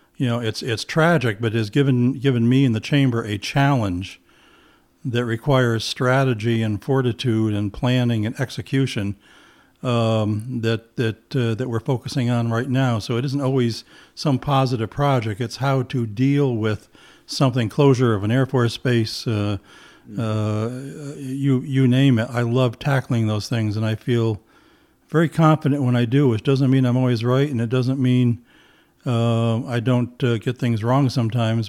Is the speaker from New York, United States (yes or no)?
yes; Plattsburgh, New York, United States; moved away; I'm from Plattsburgh, New York.